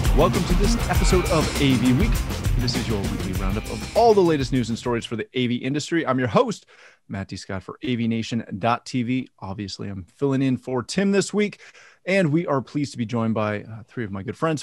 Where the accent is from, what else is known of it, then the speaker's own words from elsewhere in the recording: Canada; I'm Canadian.